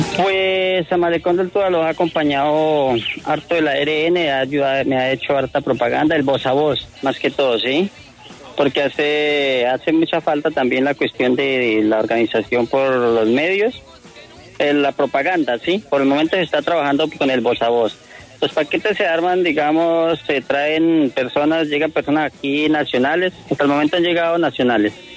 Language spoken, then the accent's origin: Spanish; Villanueva, Casanare, Colombia; soy nativo, nativo de esta región